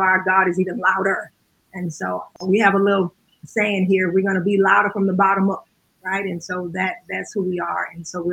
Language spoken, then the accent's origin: English; Baton Rouge, Louisiana, United States; moved away as an adult; now in Chicago, United States; We are born and raised in Baton Rouge, Louisiana.